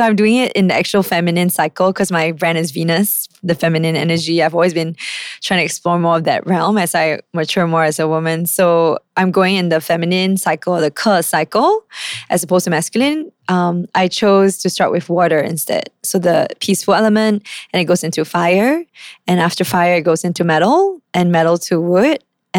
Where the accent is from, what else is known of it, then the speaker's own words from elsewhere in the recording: Indonesia; also born or lived in Japan; So I grew up traveling with my parents, like to Jakarta. I was brought up in Indonesia as well.